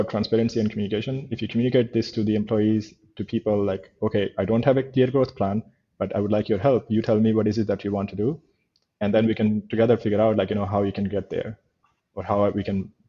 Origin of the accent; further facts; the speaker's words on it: India; moved away; growing up in India, I grew up in a chaotic world